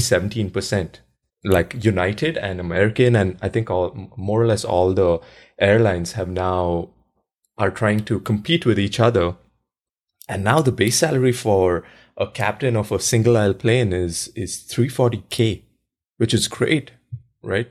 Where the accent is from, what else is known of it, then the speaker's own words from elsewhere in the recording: India; moved away; I grew up in India